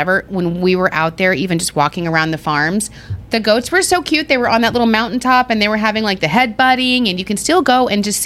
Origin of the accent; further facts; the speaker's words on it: Arizona, United States; now in Long Island, United States; I'm from Arizona.